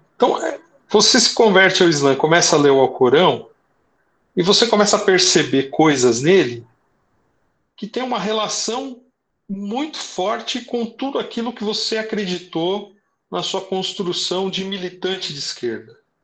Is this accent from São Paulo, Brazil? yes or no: yes; São Bernardo do Campo, São Paulo, Brazil; Eu nasci aqui no ABC, é, moro em São Bernardo desde que eu tinha seis anos de idade